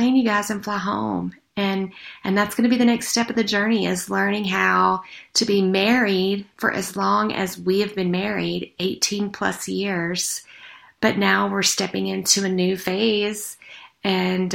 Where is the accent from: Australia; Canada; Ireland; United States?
United States; the South; that adage that I grew up with in the South